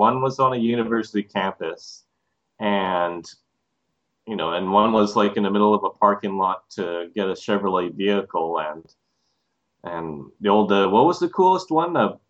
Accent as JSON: {"language": "English", "town": "Abbotsford", "region": "British Columbia", "country": "Canada", "tie": "born or raised there", "said": "the largest one in BC that they haven't gone to is my hometown of Abbotsford. And there are no landmarks in Abbotsford whatsoever."}